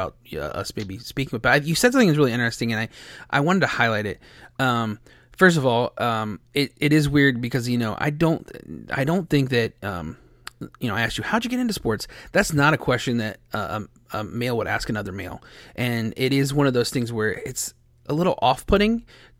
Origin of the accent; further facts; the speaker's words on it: Ohio, United States; I'm from Ohio